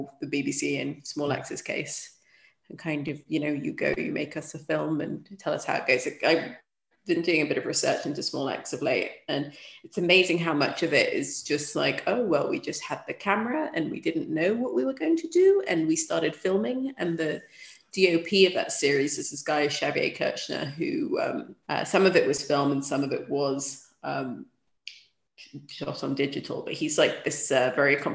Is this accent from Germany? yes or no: no; Sudan; moved away; growing up in Sudan, like, life was confined to very few locations